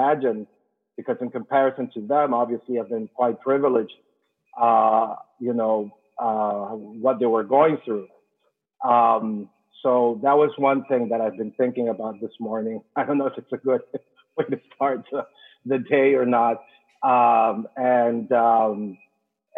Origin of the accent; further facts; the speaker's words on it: Venezuela; English is a second language; moved away as an adult; now in United States; I'm an immigrant. I'm from Latin America. I've been here 15 years